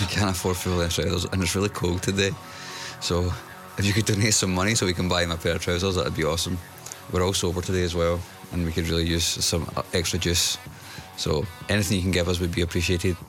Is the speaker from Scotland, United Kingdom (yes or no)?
yes; Scotland, United Kingdom; a Scottish person